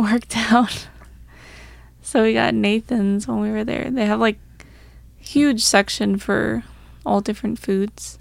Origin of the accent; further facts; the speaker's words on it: Long Island, New York, United States; we're from Long Island